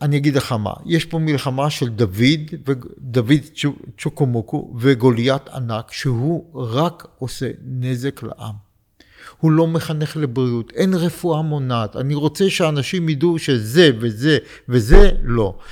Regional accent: Beersheba, Southern District, Israel; moved away as an adult; also born or lived in Poland / Jerusalem / Rehovot / Katzir; now in Pardes Hanna, Israel; ואני גרתי בבאר שבע, כשבאתי מפולין, ישר עברתי לבאר שבע

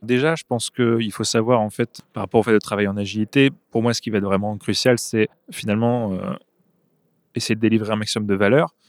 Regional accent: north-east France, France; moved away as an adult; also born or lived in Marseille; now in Belgium; À l'origine, je viens du, nord-est de la France.

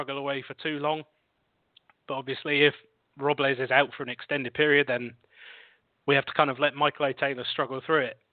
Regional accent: United Kingdom; accent: British; my lovely British accent

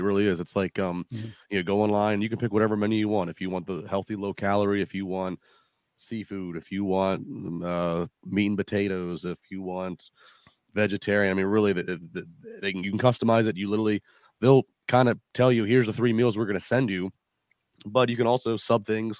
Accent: United States; I grew up in the Chesapeake Bay, so I'm a seafood snob.

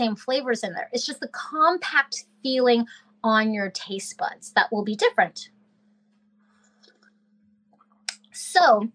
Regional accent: Alaska, United States; I am from Alaska

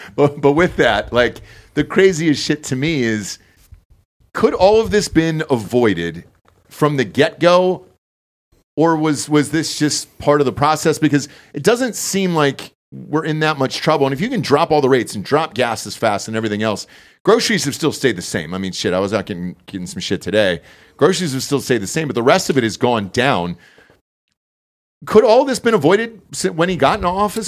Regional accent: Georgia, United States; I'm from Georgia

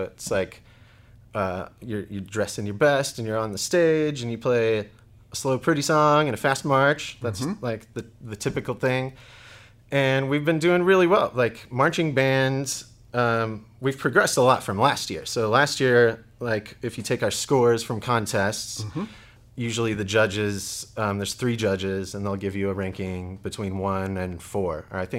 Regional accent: Oklahoma, United States; also born or lived in Texas; I was born in Oklahoma City. Moved back and forth between Texas and Oklahoma. Mm-hmm. So I've always been around this area. Mm-hmm. Went to high school in Eufaula, small town.

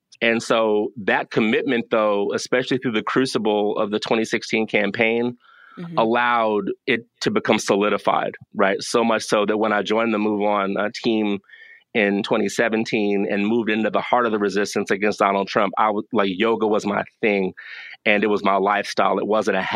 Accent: Severn, Maryland, United States; I'm from just outside of Baltimore, Maryland.

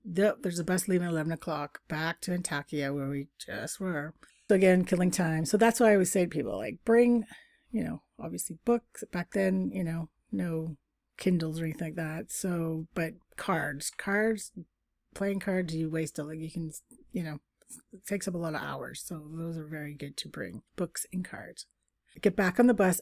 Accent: Canada; we're two Canadians

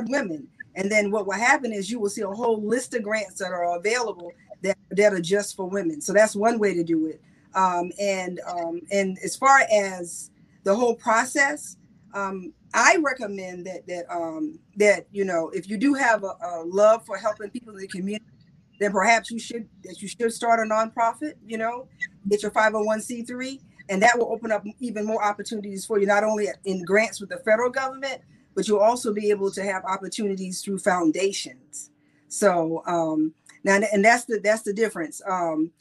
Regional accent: South Carolina, United States

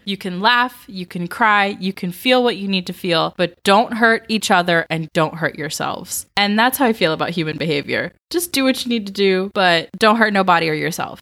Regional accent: Georgia, United States; I grew up in Georgia.

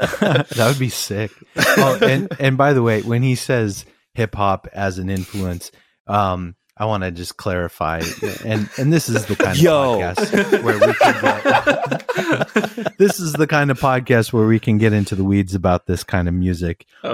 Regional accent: East Coast, United States; Like, I grew up on the East Coast and hip hop kind of came to light from New York City.

